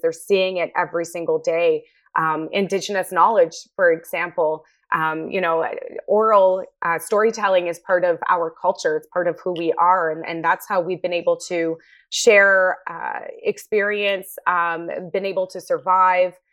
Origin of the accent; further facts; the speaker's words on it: Taloyoak, Nunavut, Canada; my hometown of Santa Laia, Nunavut, which is, um, formerly known as Hull Beach.